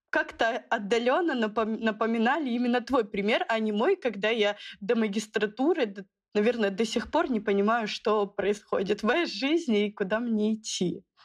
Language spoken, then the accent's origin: Russian; Khabarovsk, Khabarovsk Krai, Russia; Я сама из Дальнего Востока, из города Хабаровска.